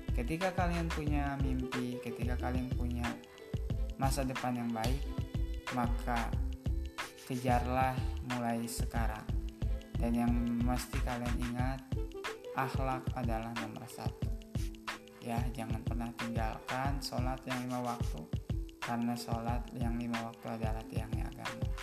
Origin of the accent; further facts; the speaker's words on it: Gunung Batu, Indonesia; Jadi yang harus teman-teman ketahui di kampung saya, Kampung Gunung Batu, banyak sekali sejarah di sana.